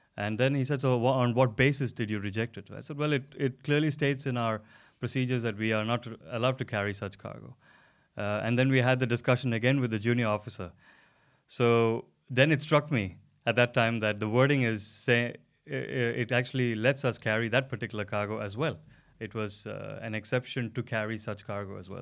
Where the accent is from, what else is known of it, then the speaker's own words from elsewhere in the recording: India; now in Denmark; I come from India originally, and I've been living in Denmark for the last uh, coming to five years very soon